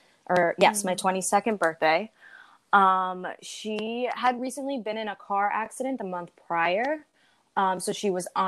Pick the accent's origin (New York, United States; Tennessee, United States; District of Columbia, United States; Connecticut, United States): New York, United States; New York City; I'm 24. I'm from the Bronx